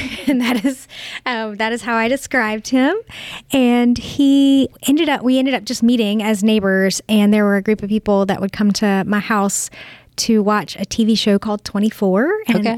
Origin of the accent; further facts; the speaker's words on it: Augusta, United States; I grew up here in Augusta